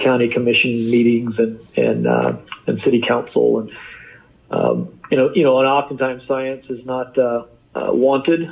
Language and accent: English; Kansas, United States; moved away as an adult; also born or lived in Iowa / Florida Panhandle; now in Florida, United States; I'm really a Midwesterner. I grew up in Kansas